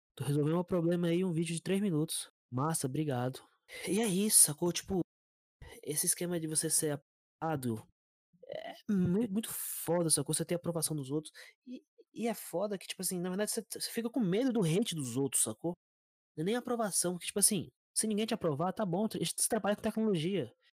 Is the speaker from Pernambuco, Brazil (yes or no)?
no; Brasília, Federal District, Brazil; eu sou de Brasília